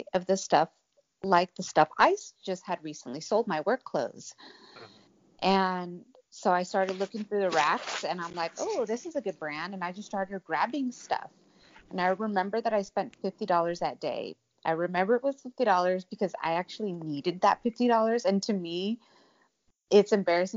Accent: Santa Cruz County, California, United States; moved away as an adult; also born or lived in Arizona; I'm born and raised in California

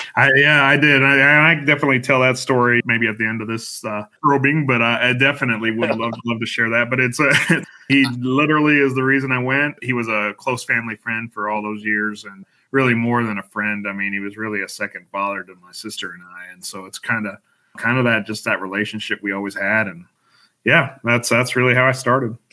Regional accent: Denver, Colorado, United States; I grew up in Denver, born and raised in Colorado

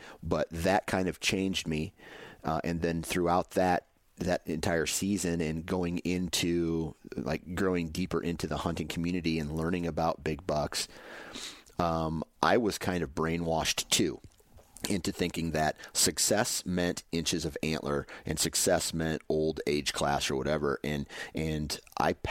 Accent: Iowa, United States; growing up in Iowa

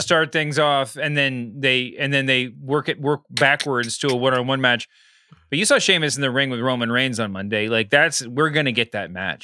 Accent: Texas, United States; I grew up in Texas

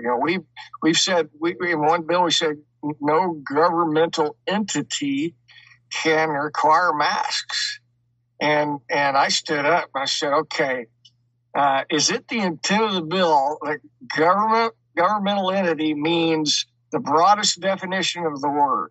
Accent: Enid, Oklahoma, United States; now in Kansas, United States; I grew up in Enid, Oklahoma, about an hour and a half south of where I'm at right now.

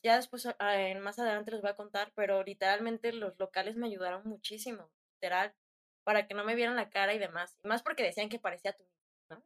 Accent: Tula de Allende, Hidalgo, Mexico; now in Querétaro, Mexico; soy de Hidalgo, nací en Tula de Allende, Hidalgo, pero después me mudé a Querétaro

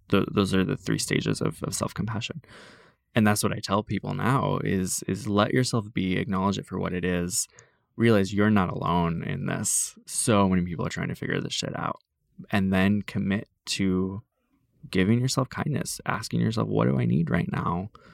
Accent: Iowa, United States; moved away; the farm towns that I grew up in in Iowa

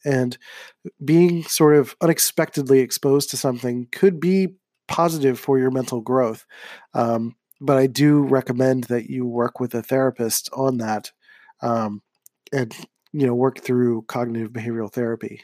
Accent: Philadelphia, Pennsylvania, United States; growing up in Philadelphia

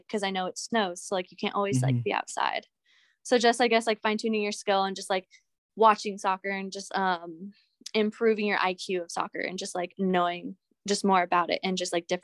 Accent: Southern California, United States; moved away as an adult; also born or lived in Montana; I'm from Southern California

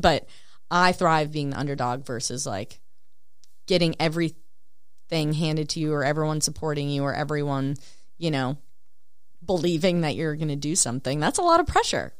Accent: Spicer, Minnesota, United States; my hometown's a thousand people.

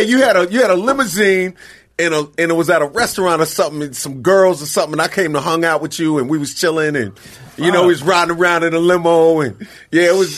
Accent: New York City, New York, United States; growing up in Queens, you feel like almost forgotten

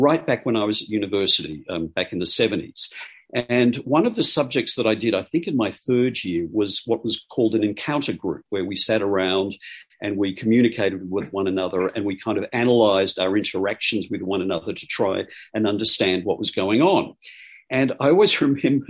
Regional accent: Australia; I'm Australian

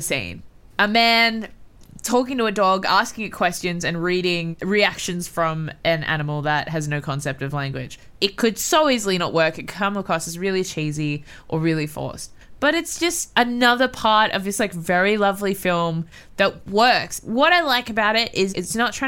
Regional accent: Australia

